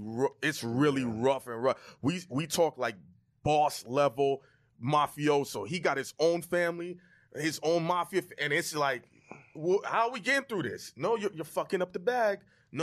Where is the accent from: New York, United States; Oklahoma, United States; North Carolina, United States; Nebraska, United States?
New York, United States; New York City; also born or lived in Florida; I'm from Brooklyn.